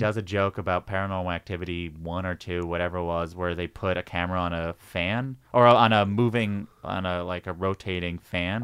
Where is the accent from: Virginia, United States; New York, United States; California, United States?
New York, United States; Long Island; I grew up in Long Island